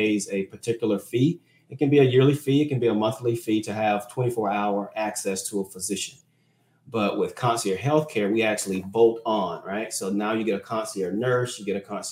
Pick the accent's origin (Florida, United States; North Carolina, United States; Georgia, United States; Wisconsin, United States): Florida, United States; now in McKinney, United States; I'm originally from Florida